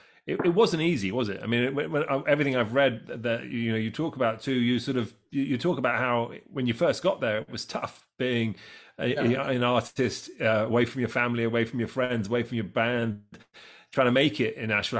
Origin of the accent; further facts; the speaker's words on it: England, United Kingdom; now in United States; So I'm English, but I'm an American, right? So what happens is that the UK allows me to keep both passports, right?